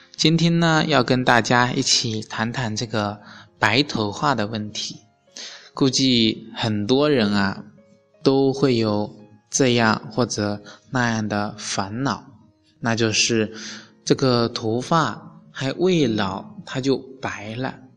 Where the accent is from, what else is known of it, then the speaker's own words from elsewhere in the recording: China; 我们中国人